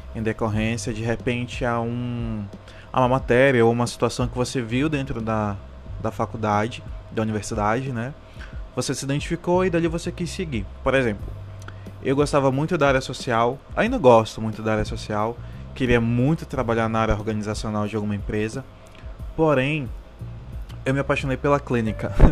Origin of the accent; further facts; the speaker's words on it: Amazonas, Brazil; Eu sou do estado do Amazonas